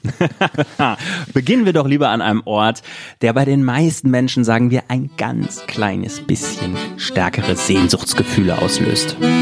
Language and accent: German; West Germany, Germany; als Wessi